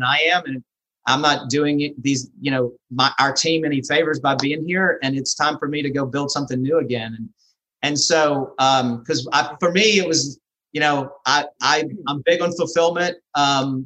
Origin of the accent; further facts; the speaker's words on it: Louisiana, United States; moved away; also born or lived in Birmingham, Alabama; I was in Birmingham for 27 years, but I'm originally from Louisiana.